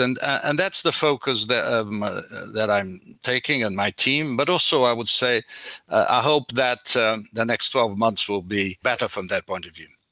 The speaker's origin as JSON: {"language": "English", "country": "Portugal", "moved": "yes", "said": "Portugal is definitely my home country"}